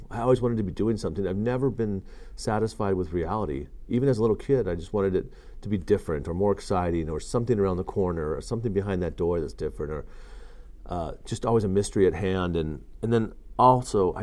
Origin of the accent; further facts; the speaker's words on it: Tempe, Arizona, United States; also born or lived in Colorado; I kind of grew up all over the West, so different parts of the West, parts of Colorado, parts of Arizona, other various parts for short whiles, but a lot of my growing up I did in Arizona, Tempe, Arizona